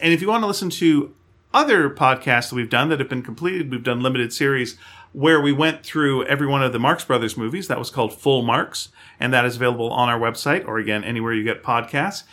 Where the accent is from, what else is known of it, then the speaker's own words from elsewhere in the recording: Canada; we're Canadian